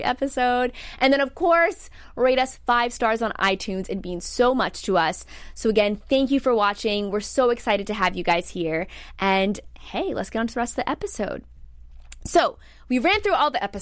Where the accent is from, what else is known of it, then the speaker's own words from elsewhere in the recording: Virginia Beach, Virginia, United States; my good friend from home, shout out to Maddie Lennon, we grew up in Virginia Beach together